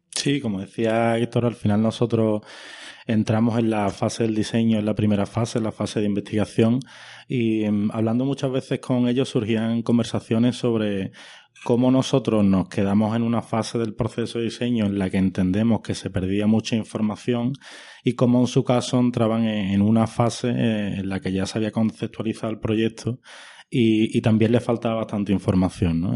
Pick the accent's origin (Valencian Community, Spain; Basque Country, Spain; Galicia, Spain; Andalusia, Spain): Andalusia, Spain; Huelva; moved away as an adult; also born or lived in Madrid / London; soy de Huelva